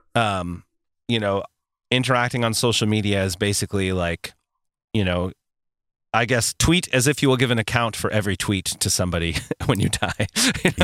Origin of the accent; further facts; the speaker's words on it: United States; an American who is also a Christian living in this world